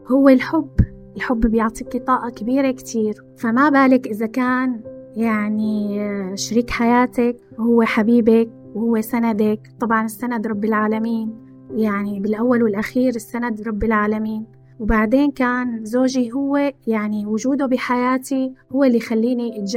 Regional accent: Syria; moved away; من وقت ما طلعت من بلدي هاي المشاعر ما فارقتني عدم الاستقرار عدم الشعور بالاستقرار والأمان من وقت ما طلعت من سوريا

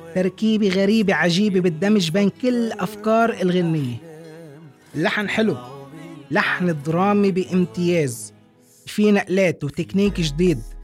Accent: Lebanon; بلدنا لبنان

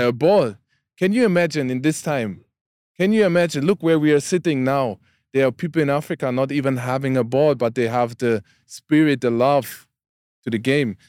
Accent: Karlsruhe, Baden-Württemberg, Germany; English is a second language; I, I'm from Karlsruhe, that city

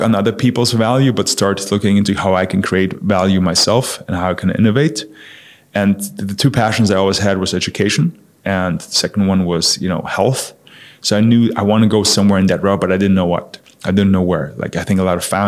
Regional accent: Munich, Bavaria, Germany; moved away as an adult; also born or lived in New York; I grew up in Germany, in Munich

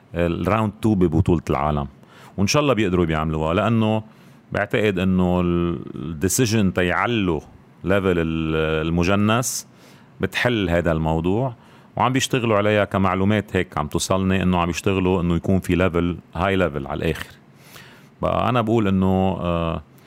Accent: Beirut, Beirut Governorate, Lebanon; الاشرفيه يعني هيدي مدينتي

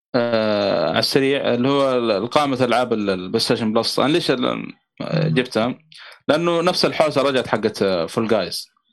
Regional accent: Saudi Arabia; also born or lived in Mecca; عندنا في السعوديه

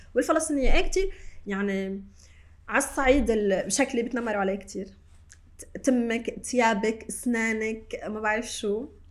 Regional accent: Shatila refugee camp, Beirut, Mount Lebanon, Lebanon; انا من مخيم شتيله انا اليوم ماني ساكنه من هون تحت بس انا جدا افخر وانتمي لهذا المكان يلي انا خلقت وتربيت فيه

